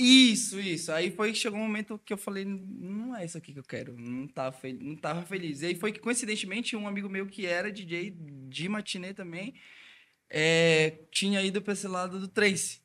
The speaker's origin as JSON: {"language": "Portuguese", "town": "Belém", "region": "Pará", "country": "Brazil", "said": "eu sou de Belém do Pará"}